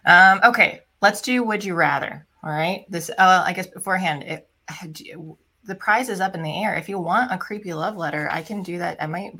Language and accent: English; Philippines; Because I'm Filipino and sometimes they're considered Hispanic too, but their language, because they were ruled by Spain.